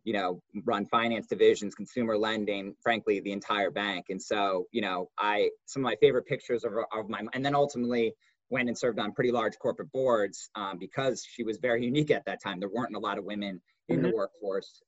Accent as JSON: {"language": "English", "town": "Hartford", "region": "Connecticut", "country": "United States", "tie": "born or raised there", "said": "I grew up in Hartford, Connecticut"}